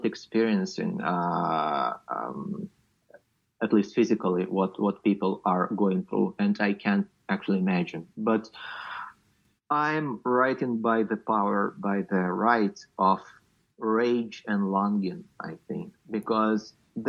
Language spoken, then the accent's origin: English; Luhansk Oblast, Ukraine; moved away as an adult; I'm from Luhansk region, which is just unreachable right now, and I'm not sure when and if ever I will go back.